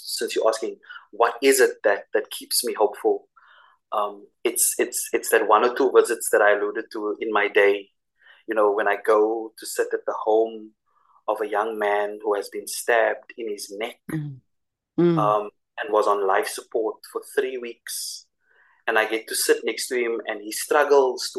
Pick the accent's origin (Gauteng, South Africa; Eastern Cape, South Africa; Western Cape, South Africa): Western Cape, South Africa; Cape Town; for us as South African people, for us as South African Christians